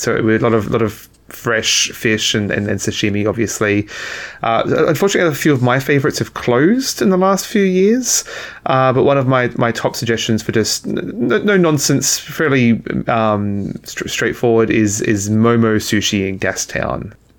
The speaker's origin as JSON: {"language": "English", "country": "Australia", "moved": "yes", "lives_now": "Vancouver, Canada", "said": "because I'm from Australia"}